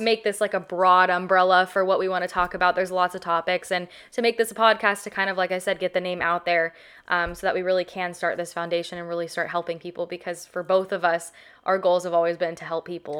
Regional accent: Southern California, United States; a child growing up in Southern California

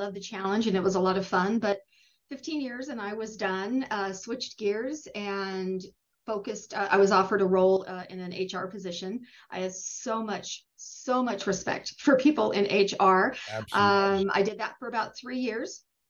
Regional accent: Wyoming, United States; moved away as an adult; also born or lived in Idaho; now in Meridian, Idaho, United States; We moved here from Wyoming. I'm a Wyoming native, basically. Spent most of my life there, grew up there, raised our kids there.

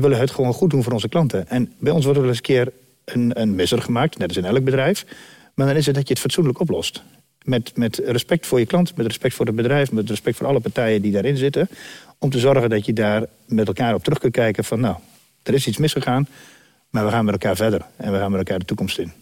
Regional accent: Dedemsvaart, Overijssel, Netherlands; Van oorsprong komen we uit Dedersaard

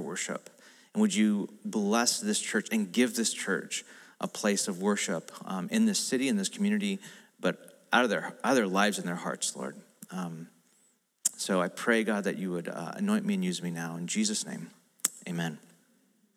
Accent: United States; I'm American

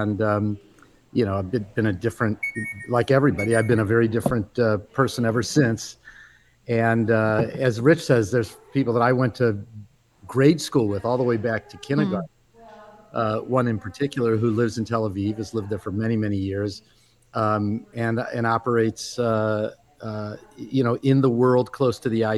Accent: Midwest, United States; I grew up in the Midwest, an American Jew in a Reformed Jewish family, very involved in a local synagogue.

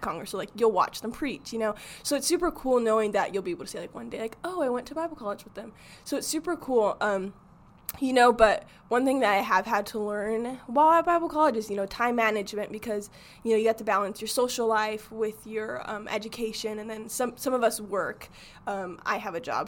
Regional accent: Arizona, United States; I grew up in Arizona

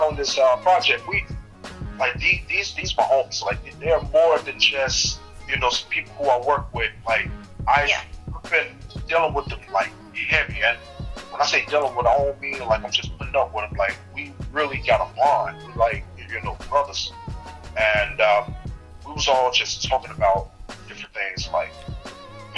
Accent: the South, United States; moved away as an adult; also born or lived in Birmingham, Alabama / Atlanta, Georgia / Orlando, Florida; now in United Kingdom; I'm from the South

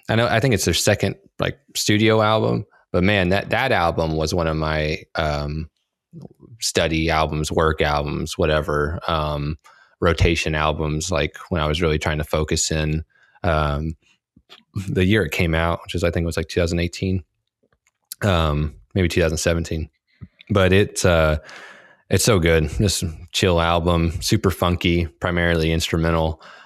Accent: Texas, United States; did I mention I'm from Texas? Did I tell you that?

